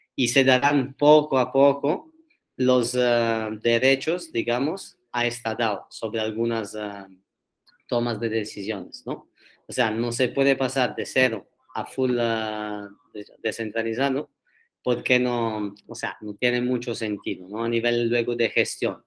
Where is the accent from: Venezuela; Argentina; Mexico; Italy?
Italy; Turin, Piedmont; Spanish is a second language; moved away as an adult; now in Barcelona, Spain; me mudé aquí a Barcelona hace seis años casi, o sea, después de los primeros tres años de universidad en Turín